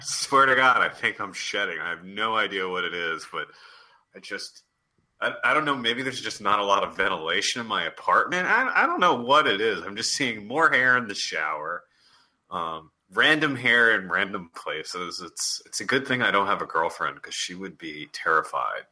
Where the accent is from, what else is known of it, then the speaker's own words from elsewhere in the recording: East Coast, United States; now in Los Angeles, United States; I'm from the East Coast